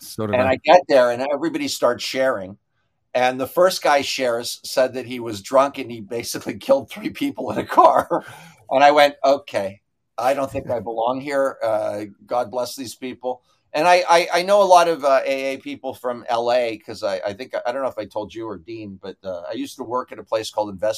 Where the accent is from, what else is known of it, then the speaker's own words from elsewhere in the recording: Canada; I'm Canadian